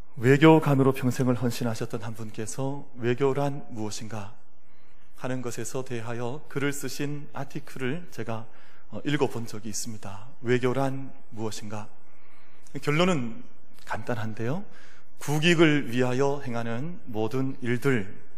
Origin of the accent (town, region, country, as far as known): South Korea